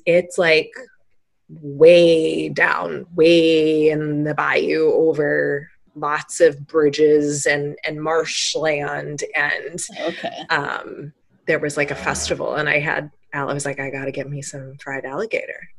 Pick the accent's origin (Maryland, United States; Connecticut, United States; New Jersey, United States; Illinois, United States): Illinois, United States; Chicago; I'm from Chicago